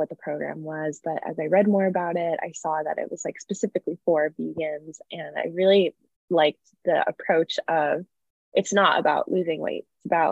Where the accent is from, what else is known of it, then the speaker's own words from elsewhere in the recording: a suburb of Chicago, Illinois, United States; also born or lived in California; now in Los Angeles, United States; I'm from a suburb of Chicago originally, but I live in California now